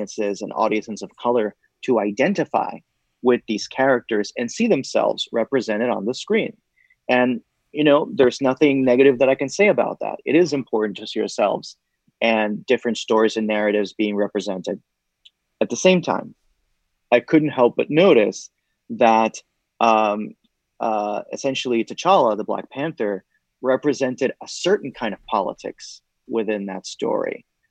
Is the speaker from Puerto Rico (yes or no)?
yes; Puerto Rico; now in United States; when I was growing up in Puerto Rico